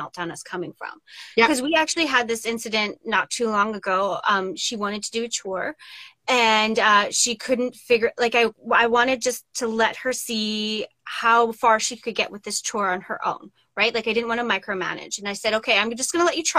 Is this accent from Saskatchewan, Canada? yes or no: yes; Saskatchewan, Canada; I grew up in Saskatchewan